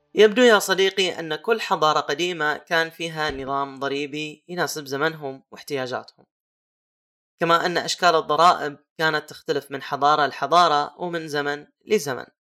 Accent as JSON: {"language": "Arabic", "country": "Saudi Arabia", "said": "عندنا في السعودية"}